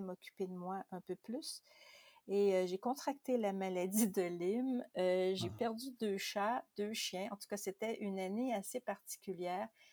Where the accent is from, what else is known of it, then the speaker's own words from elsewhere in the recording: Quebec, Canada; chez nous au Québec